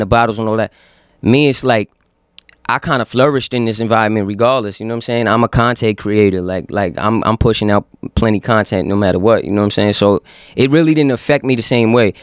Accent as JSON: {"language": "English", "town": "Yonkers", "region": "New York", "country": "United States", "said": "I'm from Yonkers, so when people ask me where I'm from, Yonkers is the first word out of my mouth"}